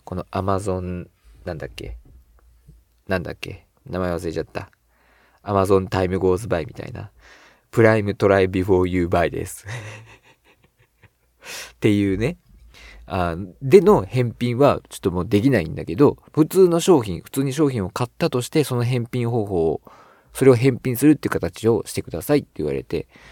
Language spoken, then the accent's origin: Japanese; Shizuoka, Japan; 僕は静岡出身